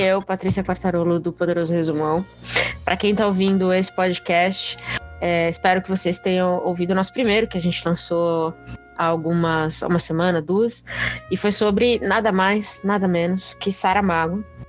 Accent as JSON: {"language": "Portuguese", "region": "São Paulo", "country": "Brazil", "said": "eu sou de São Paulo"}